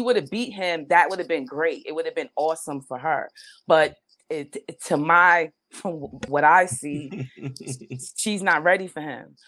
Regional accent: New York City, New York, United States; I'm from the Bronx

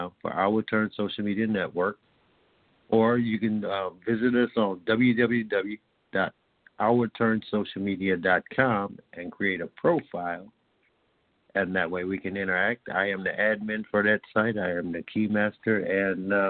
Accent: Indiana, United States; I'm proud of Indiana

